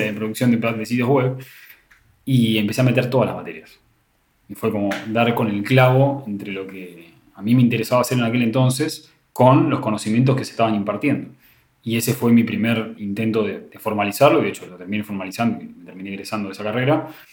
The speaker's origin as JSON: {"language": "Spanish", "region": "Buenos Aires", "country": "Argentina", "said": "La Universidad de Morón es una universidad más que está en zona oeste, que es donde yo soy de Buenos Aires."}